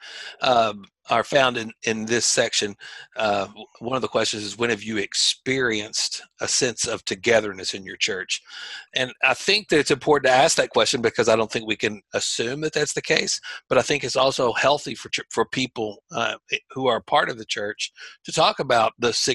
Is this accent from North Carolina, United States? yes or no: no; Louisville, Kentucky, United States; moved away as an adult; also born or lived in Pittsburgh, Pennsylvania; I moved to from Louisville, Kentucky, to Pittsburgh, Pennsylvania